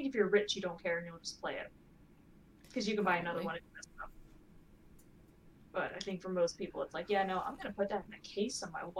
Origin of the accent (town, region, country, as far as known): Ohio, United States